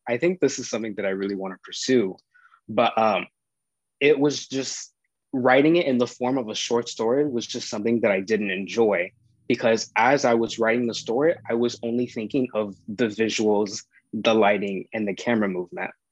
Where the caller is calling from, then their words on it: Miami, Florida, United States; I am calling from Miami